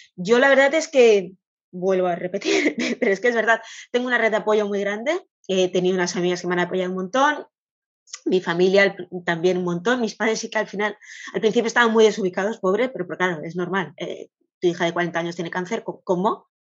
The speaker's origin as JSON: {"language": "Spanish", "region": "Catalonia", "country": "Spain", "said": "soy de Cataluña"}